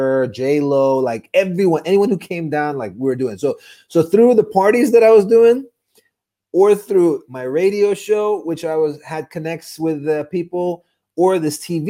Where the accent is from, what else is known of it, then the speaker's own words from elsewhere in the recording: Dubai, United Arab Emirates; a kid born and raised in Dubai